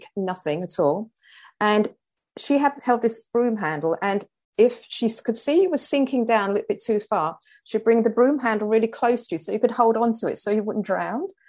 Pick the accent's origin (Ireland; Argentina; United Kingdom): United Kingdom; London; moved away; I came from the Elephant and Castle, working class London